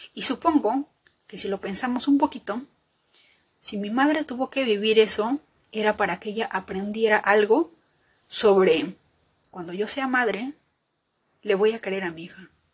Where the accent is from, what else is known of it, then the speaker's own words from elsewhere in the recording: Peru; bendita la hora en que nací en Perú